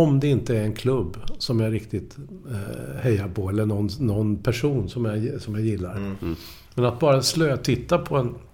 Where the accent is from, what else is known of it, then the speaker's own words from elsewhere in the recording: Linköping, Östergötland, Sweden; Jag kommer ju från Linköping. Jag var ju HFF-are eller, mm. eller, eller Snoka, Norrköping och sådär.